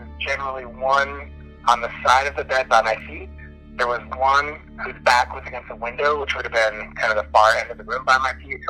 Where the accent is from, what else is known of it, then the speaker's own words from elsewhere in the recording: Minnesota, United States; now in Tennessee, United States; I'm from Minnesota originally, but I live in Tennessee. When I was growing up, I grew up in Minnesota